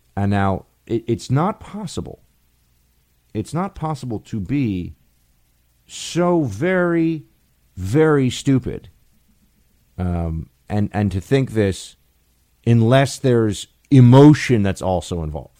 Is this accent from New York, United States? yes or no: yes; New York City, New York, United States; we grew up in New York City